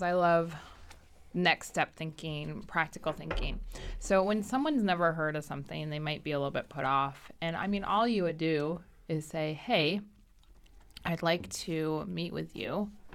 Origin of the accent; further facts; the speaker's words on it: Michigan, United States; I'm from Michigan